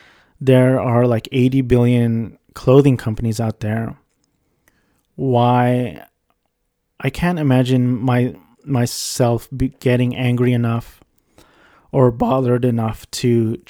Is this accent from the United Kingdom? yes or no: no; Philippines; it was by the Filipino guy, because I'm Filipino.